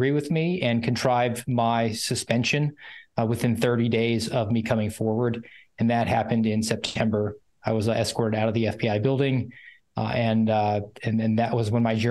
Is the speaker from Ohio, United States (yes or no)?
no; Georgia, United States; also born or lived in Northwest Iowa; now in Daytona Beach, United States; My hometown is in Georgia